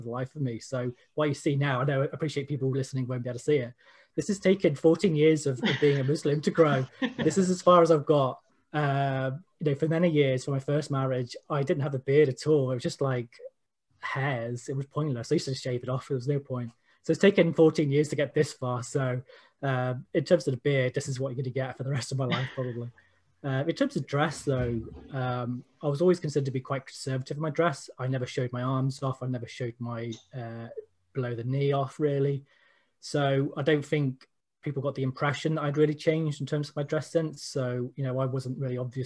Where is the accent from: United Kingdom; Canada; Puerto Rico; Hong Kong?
United Kingdom; South West England; I'm originally from the West Country of England, so the accent sometimes throws people off